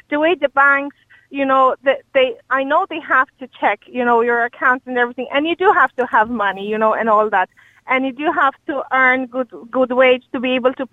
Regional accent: Poland; English is a second language; moved away as an adult; now in Ireland; I, am from Poland originally.

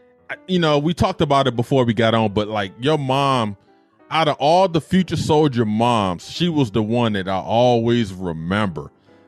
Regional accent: Detroit, Michigan, United States; I was from Detroit. So you guys walked the same streets I walked on, even though you was an east sider, I was a west sider.

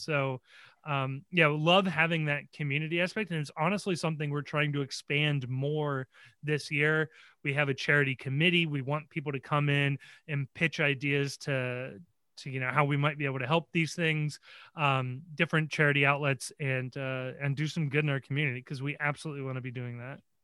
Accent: Cincinnati, Ohio, United States; born and raised in Cincinnati. I actually went to college in Cincinnati

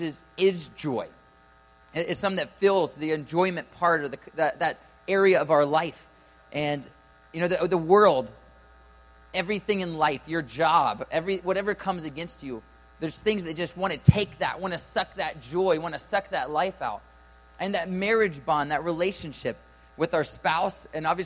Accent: Ohio, United States; I'm from Ohio

